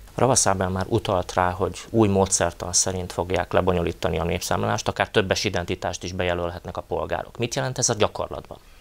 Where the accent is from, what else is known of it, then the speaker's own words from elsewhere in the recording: Felvidék, Slovakia; száz év óta élünk kisebbségben, és ez alatt a száz év alatt gyakorlatilag megfe- megfeleződött a felvidéki magyarság lélekszáma